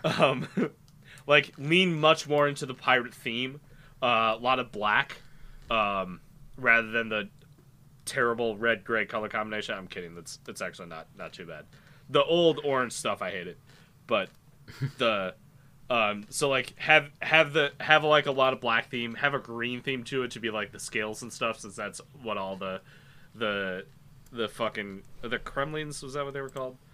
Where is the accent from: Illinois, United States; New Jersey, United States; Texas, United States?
Illinois, United States; Aurora; my hometown is the setting of Wayne's World